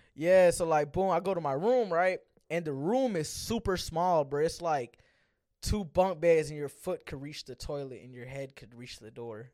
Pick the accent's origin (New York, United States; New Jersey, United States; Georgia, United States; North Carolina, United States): Georgia, United States; Gwinnett; I'm from Gwinnett